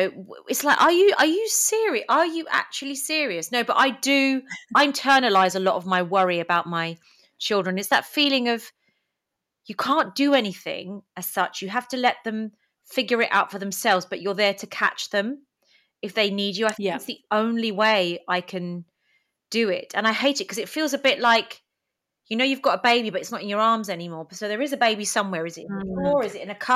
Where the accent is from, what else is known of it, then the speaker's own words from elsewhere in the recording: United Kingdom; English is a second language; also born or lived in Greece; My parents were immigrants to the UK. I went to school not knowing any English.